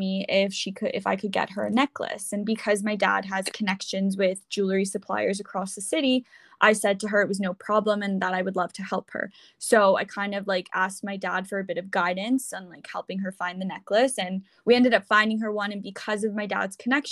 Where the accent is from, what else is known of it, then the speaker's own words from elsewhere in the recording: Toronto, Ontario, Canada; I'm from Toronto